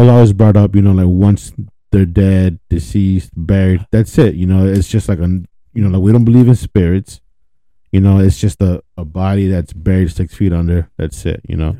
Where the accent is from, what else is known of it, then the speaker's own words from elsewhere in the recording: Carrollton, Texas, United States; growing up in Carrollton Farmers Branch